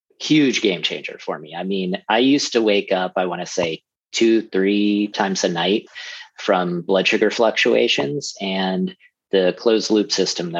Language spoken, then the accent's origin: English; Andover, Massachusetts, United States; I grew up in Andover, Massachusetts. It's a little town about 40 minutes outside of Boston.